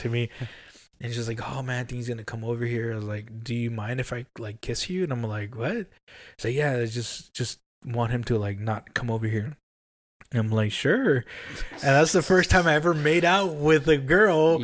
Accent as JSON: {"language": "English", "town": "Compton", "region": "California", "country": "United States", "tie": "born or raised there", "moved": "yes", "said": "I grew up in Compton"}